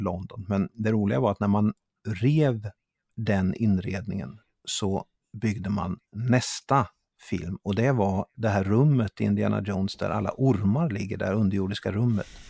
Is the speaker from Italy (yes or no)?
yes; Italy; now in Sweden; när jag växte upp i Italien